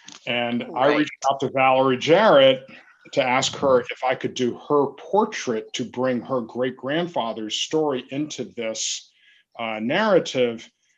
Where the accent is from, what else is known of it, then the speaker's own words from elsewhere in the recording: the South, United States; First of all, the thing to me, as a Southerner, the essence of Kristen Berry's work is this idea that there is history in the this vernacular language of the rural Southern landscape.